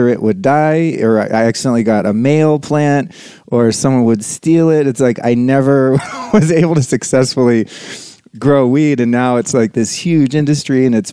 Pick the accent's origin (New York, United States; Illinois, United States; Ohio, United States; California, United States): California, United States; Sonoma County, Northern; I grew up in Northern California, in Sonoma County